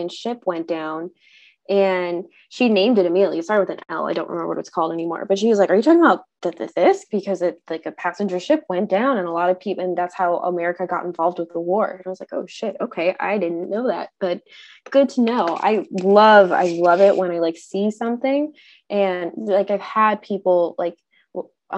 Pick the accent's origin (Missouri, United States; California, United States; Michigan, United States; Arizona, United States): California, United States; Southern; now in Northern Washington, United States; I'm currently located in Northern Washington. I'm from Southern California.